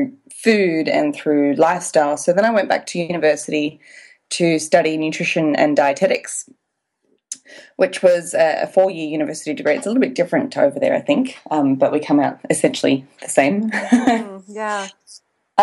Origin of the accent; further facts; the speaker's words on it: Australia; now in Wanaka, New Zealand; I am an Australian, but I'm living in Wanaka, New Zealand